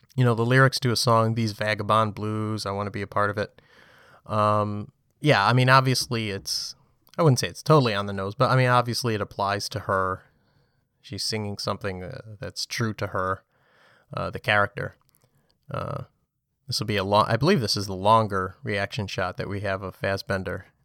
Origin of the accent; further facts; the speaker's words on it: New York City, New York, United States; as a, as a New Yorker. Um, when you live here